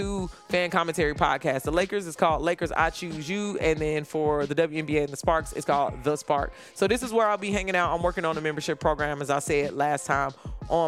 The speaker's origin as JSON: {"language": "English", "town": "Chicago", "region": "Illinois", "country": "United States", "said": "I'm from Chicago. I'm used to being in a basketball kind of area"}